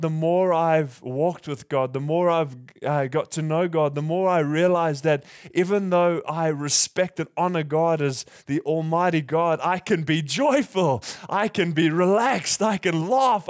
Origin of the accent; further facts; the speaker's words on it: South Africa; moved away; I'm I'm from South Africa